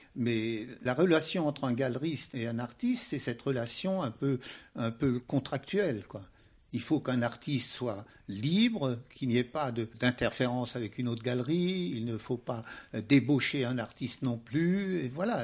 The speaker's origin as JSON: {"language": "French", "town": "Strasbourg", "region": "Grand Est", "country": "France", "said": "Je suis strasbourgeois et à Strasbourg, il y avait bien entendu des musées"}